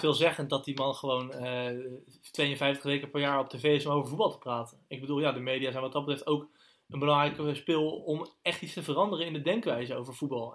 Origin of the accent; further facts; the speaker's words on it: Netherlands; wij zijn Nederlanders